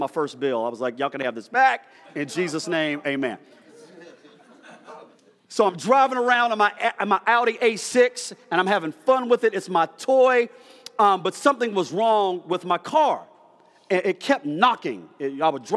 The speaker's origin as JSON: {"language": "English", "town": "Dallas", "region": "Texas", "country": "United States", "also_born_or_lived": "Rand, West Virginia", "said": "I'm from Rand, West Virginia, which is very country and rural, but then my mom moved to South Dallas, ghetto, so I'm ghetto country"}